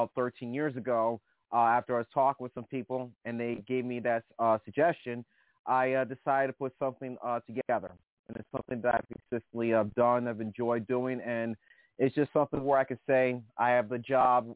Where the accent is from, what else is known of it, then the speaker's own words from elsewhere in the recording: Hempstead, New York, United States; I am from Hempstead, New York.